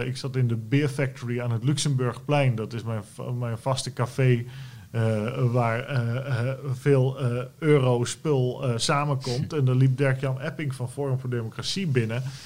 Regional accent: Netherlands; wij als Nederlanders

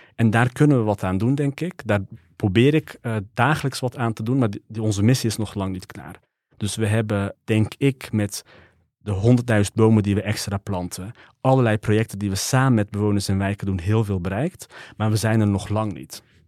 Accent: 's-Hertogenbosch, North Brabant, Netherlands; Ik ben geboren in de Hambaken. Ehm, ik heb onderadvies gekregen

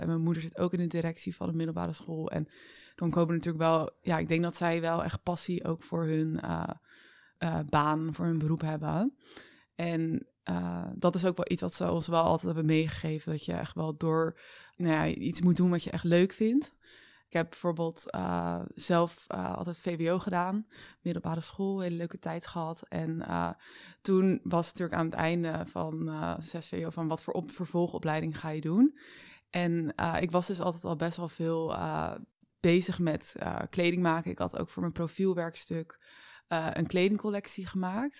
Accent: Vlaardingen, South Holland, Netherlands; now in Amsterdam, Netherlands; ik ben opgegroeid in Vlaardingen met mijn ouders ook.

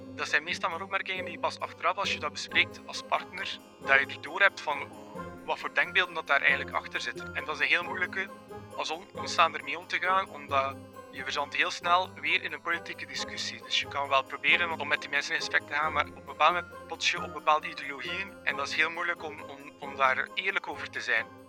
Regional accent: Belgium; Ik ben Belg en ik ben wit

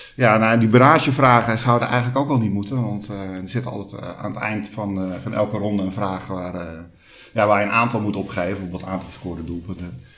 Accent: Hoorn, North Holland, Netherlands; moved away as an adult; now in Alkmaar, Netherlands; opgegroeid in Hoorn maar al ruim 25 jaar woonachtig in Alkmaar.

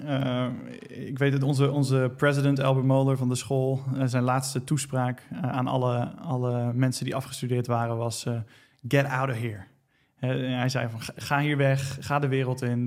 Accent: Netherlands; also born or lived in United States

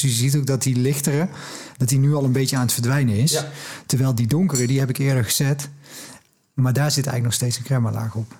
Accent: Netherlands; als Nederlanders

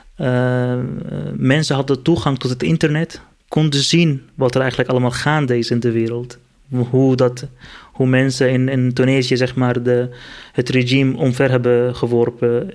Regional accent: Aleppo, Aleppo Governorate, Syria; Dutch is a second language; moved away as an adult; now in Netherlands; Ik ben Koerdisch, eh, kom uit Syrië. Ik ben in Aleppo geboren in 1990. Ik ben in 2012, eh, begin mei 2012, uit Syrië gevlucht

